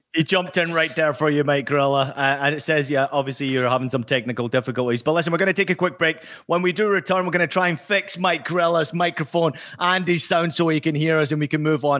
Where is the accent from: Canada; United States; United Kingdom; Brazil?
United Kingdom; Scotland; I grew up in Scotland